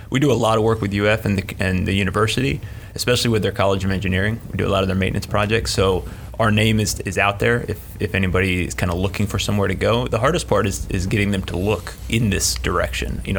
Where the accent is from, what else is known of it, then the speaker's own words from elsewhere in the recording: Inverness, Florida, United States; came I came from an like, extremely small town, so